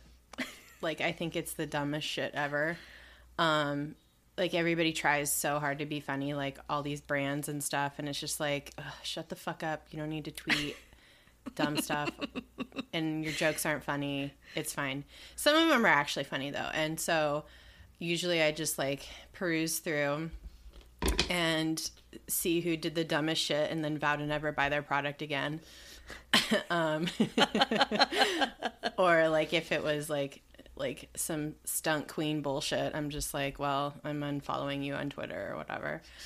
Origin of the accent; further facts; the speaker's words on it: Southern California, United States; when I was a kid in the nineties, man, that was my shit growing up in Southern California.